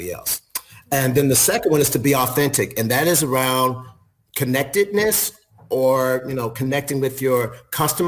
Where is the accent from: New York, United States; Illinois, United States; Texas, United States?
Illinois, United States; Chicago; moved away as an adult; also born or lived in Memphis, Tennessee; I'm originally from Chicago, so that was actually where I got my first hotel job.